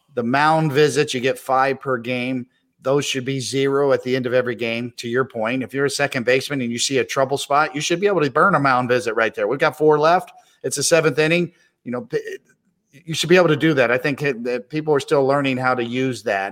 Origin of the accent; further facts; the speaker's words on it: Kansas City, Missouri, United States; I grew up in Kansas City